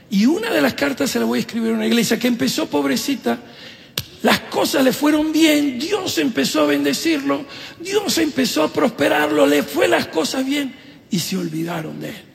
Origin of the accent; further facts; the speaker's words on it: Italy; yo soy italiano, mi esposa argentina, Estamos, que siempre hay drama